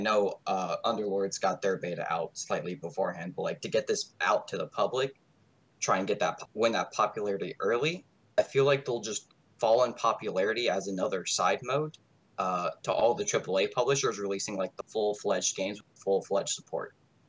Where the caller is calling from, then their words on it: South Carolina, United States; Boring old United States.